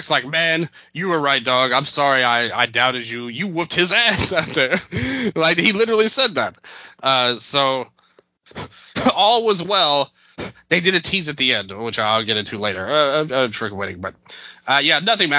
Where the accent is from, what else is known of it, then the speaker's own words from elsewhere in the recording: Memphis, Tennessee, United States; I'm from Memphis